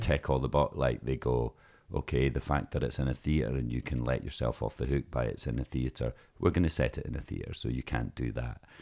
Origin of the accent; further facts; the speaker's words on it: Lossiemouth, Scotland, United Kingdom; we're from Lossy Mouth